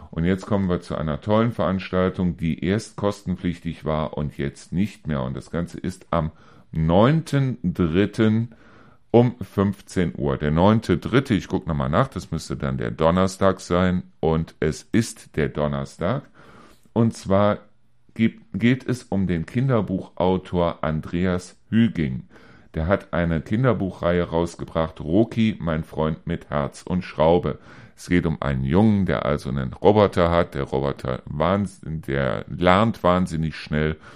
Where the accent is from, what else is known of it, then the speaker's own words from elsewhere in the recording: Neuss, North Rhine-Westphalia, Germany; ich komme hier aus Neuss, wir hatten zwar dort den Reuschenberger Busch, also es war in dem Sinne ein kleines Waldstück oder ein Baummuseum